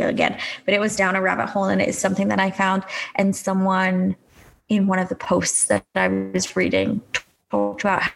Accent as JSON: {"language": "English", "country": "United Kingdom", "said": "as a British citizen"}